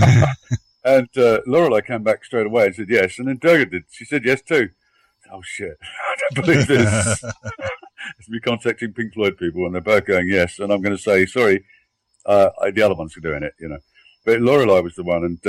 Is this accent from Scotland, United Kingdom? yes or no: no; London, United Kingdom; now in Sweden; I'm in Sweden, although I'm from London